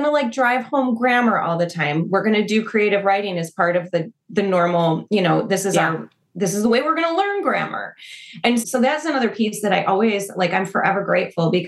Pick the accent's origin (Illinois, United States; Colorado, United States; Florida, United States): Illinois, United States; Naperville; also born or lived in Oak Park / Westmont / Fox River Grove; I grew up in Naperville